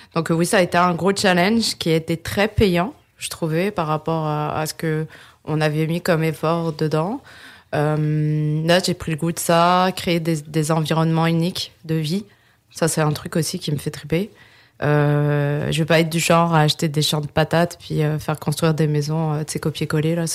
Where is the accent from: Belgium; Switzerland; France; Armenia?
France; moved away as an adult; now in Quebec, Canada; je suis née en France et euh, je suis au Québec depuis 2011